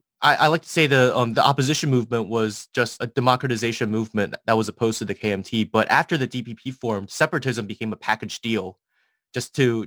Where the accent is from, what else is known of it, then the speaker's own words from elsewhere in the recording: Taiwan; we were all born and raised in Taiwan